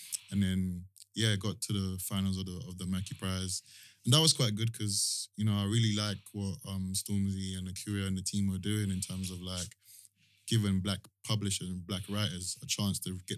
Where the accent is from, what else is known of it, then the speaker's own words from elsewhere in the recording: Croydon, London, United Kingdom; also born or lived in Brixton; because I grew up in Brixton a little bit for a short time before I moved to Croydon.